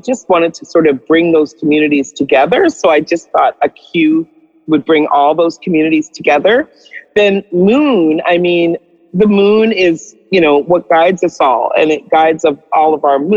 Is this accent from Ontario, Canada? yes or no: no; Winnipeg, Manitoba, Canada; also born or lived in Trinidad and Tobago; now in Vancouver, Canada; I grew up in Winnipeg, so there for about 10 years. I wasn't born in Canada. I was born on the beautiful lands of Trinidad and Tobago